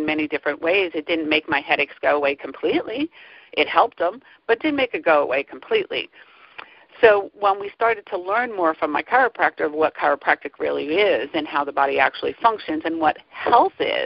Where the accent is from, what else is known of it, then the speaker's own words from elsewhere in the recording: New Jersey, United States; now in Pennsylvania, United States; I grew up in New Jersey, currently in Pennsylvania